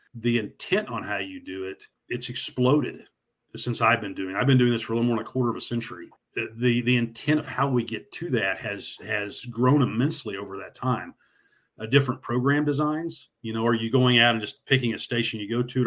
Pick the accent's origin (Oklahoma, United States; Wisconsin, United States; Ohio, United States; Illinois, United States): Oklahoma, United States; Northwest; I grew up in Northwest Oklahoma